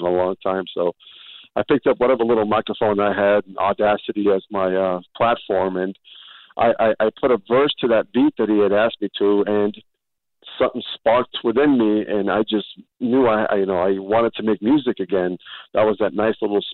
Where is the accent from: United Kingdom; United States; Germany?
United States; California; moved away as an adult; also born or lived in Northern Iraq; now in Kentucky, United States; when we came from the Middle East, we went straight to California, and we've been there ever since.